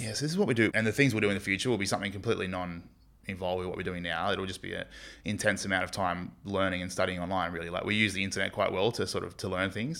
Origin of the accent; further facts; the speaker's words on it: Sydney, New South Wales, Australia; moved away as an adult; now in Townsville, Australia; I grew up in Western Sydney